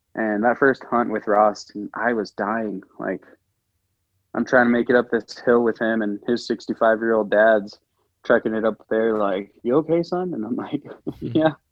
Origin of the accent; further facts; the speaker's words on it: American Samoa; I grew up in American Samoa